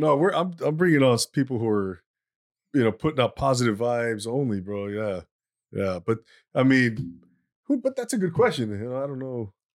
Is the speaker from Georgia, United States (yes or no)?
no; Inland Empire, California, United States; I grew up